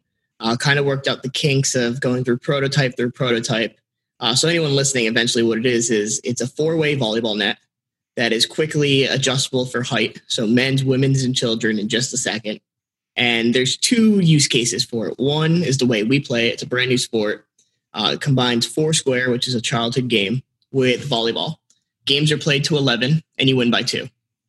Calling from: Miami, Florida, United States; I'm from Miami, Florida right now.

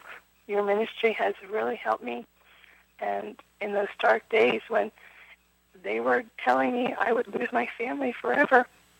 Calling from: Pennsylvania, United States; I'm calling from Pennsylvania. I just want to say I've been a member of the LDS Church for 20 years.

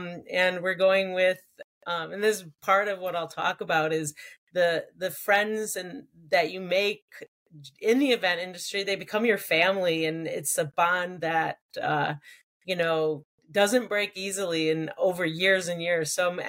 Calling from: New York, United States; I'm actually joining from my house in upstate New York.

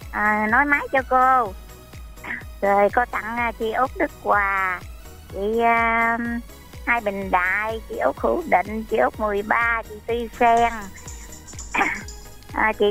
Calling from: Mỏ Cày Bắc, Bến Tre, Vietnam; gọi à, từ Mỏ Cày Bắc.

